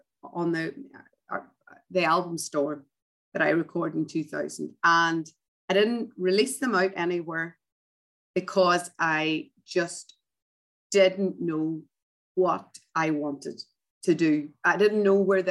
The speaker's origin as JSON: {"language": "English", "country": "Ireland", "tie": "born or raised there", "moved": "yes", "said": "grew up as an Irish Catholic"}